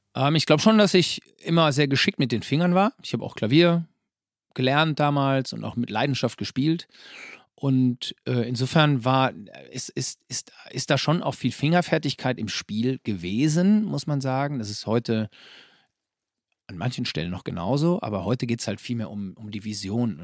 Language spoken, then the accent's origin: German; Herford, North Rhine-Westphalia, Germany; now in Bünde, Germany; derzeit leben wir in Bünde. Das ist also ganz unweit äh, von Herford. Aber wir sind gebürtige Herforder